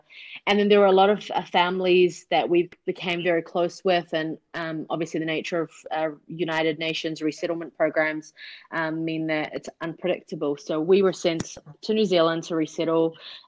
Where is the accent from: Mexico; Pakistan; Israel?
Pakistan; born there; I was born in Pakistan in a refugee camp there.